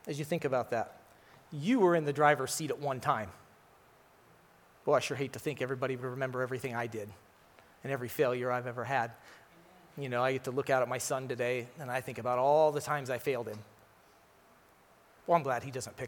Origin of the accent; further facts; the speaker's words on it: Tumwater, Washington, United States; I'm from Tumwa, so I consider myself an honorary East Sider